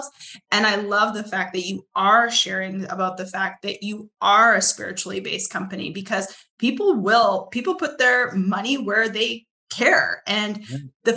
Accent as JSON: {"language": "English", "country": "Canada", "moved": "yes", "lives_now": "Arkansas, United States", "said": "I'm originally from Canada. I live in Arkansas"}